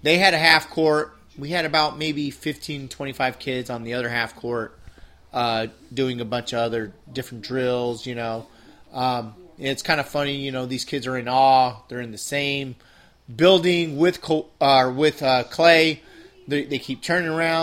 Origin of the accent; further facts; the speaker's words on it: San Diego, California, United States; I'm born and raised in San Diego